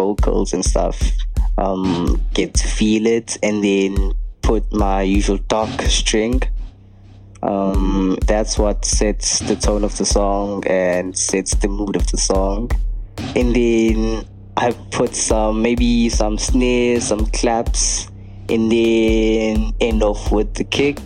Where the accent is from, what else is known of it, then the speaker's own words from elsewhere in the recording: South Africa; also born or lived in Durban, South Africa; I'm a South African DJ, producer, sound engineer, record label owner. Yeah, I live in Durban, South Africa.